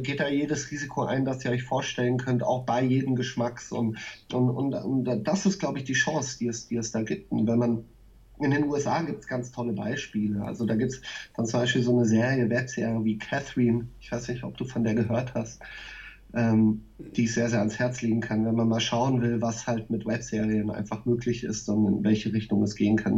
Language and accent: German; Nieder-Olm, Rhineland-Palatinate, Germany; moved away as an adult; also born or lived in Berlin / Mainz; ich bin in dem, in dem Ort groß geworden, in Niederolm